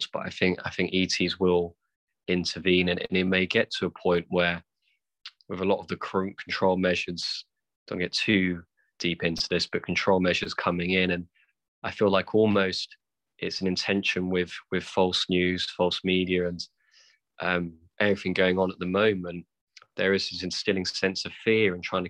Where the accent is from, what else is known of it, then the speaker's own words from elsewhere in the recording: United Kingdom; being white British